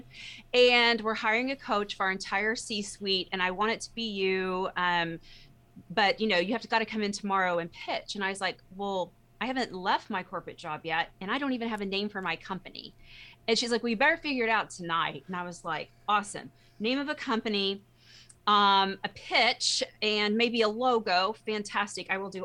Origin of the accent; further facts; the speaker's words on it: Texas, United States; I'm a Texan